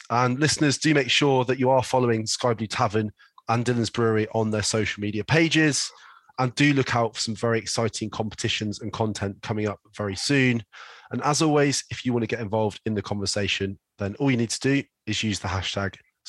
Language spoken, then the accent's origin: English; London, United Kingdom; obviously I come from London